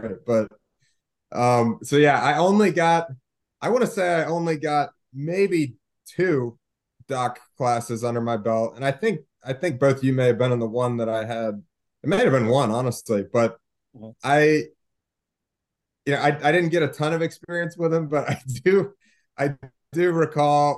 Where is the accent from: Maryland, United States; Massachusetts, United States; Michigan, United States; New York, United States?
Maryland, United States; moved away; also born or lived in West Virginia; I grew up in Maryland, so Ravens, Orioles, you know, those are my teams.